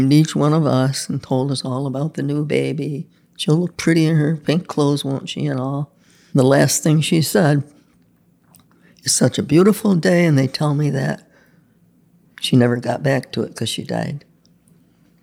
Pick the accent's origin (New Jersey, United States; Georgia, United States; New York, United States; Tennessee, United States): New York, United States; Pendleton; also born or lived in Lockport, New York; Pendleton, New York